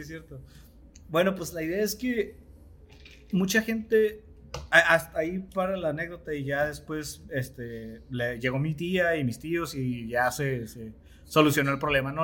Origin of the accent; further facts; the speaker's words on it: Mexico; como mexicanos